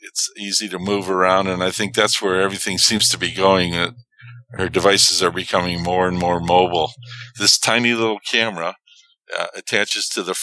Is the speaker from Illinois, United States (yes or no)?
yes; Chicago, Illinois, United States; moved away as an adult; also born or lived in Tucson; Coming back to Chicago, in my hometown